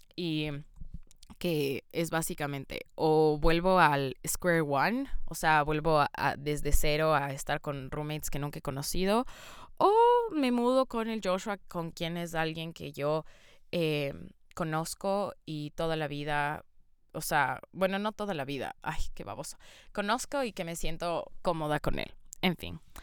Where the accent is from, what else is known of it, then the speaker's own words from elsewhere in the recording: Ecuador; moved away as an adult; now in Canada; soy de Ecuador